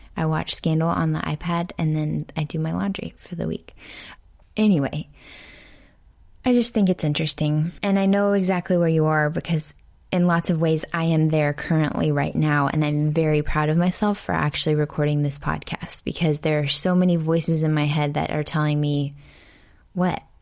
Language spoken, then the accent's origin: English; Houston, Texas, United States; here in Houston, in my hometown